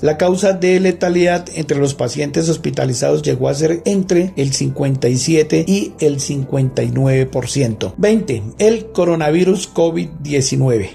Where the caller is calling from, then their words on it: Bogotá, Colombia; Saludos desde Bogotá, Colombia